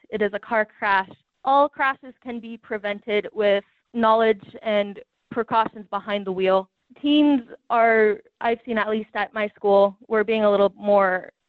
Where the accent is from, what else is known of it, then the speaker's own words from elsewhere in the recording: Wyoming, United States; I am from Wyoming